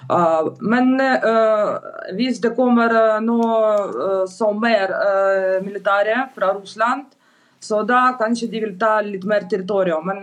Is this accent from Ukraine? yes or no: yes; Donetsk, Donetsk Oblast, Ukraine; Norwegian is a second language; moved away as an adult; now in Norway; Ja, jeg kommer fra Donbas, fra Donetsk, men uh, Donetsk er okkupert fra russisk land siden 2014 år.